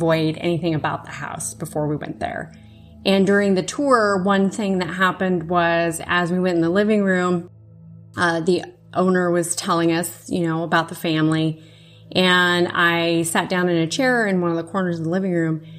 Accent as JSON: {"language": "English", "region": "Iowa", "country": "United States", "tie": "born or raised there", "said": "Born and raised in Iowa"}